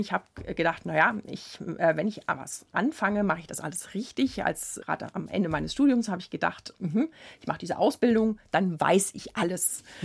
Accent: Worms, Rhineland-Palatinate, Germany; Ich komme aus der Stadt Worms. Zu der damaligen Zeit gab es keine Jugendmusikschule in diesem Sinne

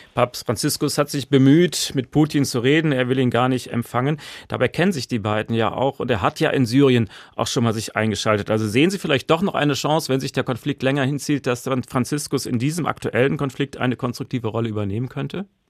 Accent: Germany; Bei uns in Deutschland

